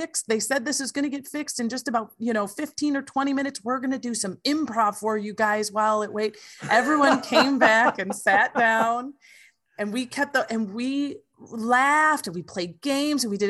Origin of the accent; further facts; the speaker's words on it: Wisconsin Rapids, Wisconsin, United States; we are driving from Wisconsin Rapids, Wisconsin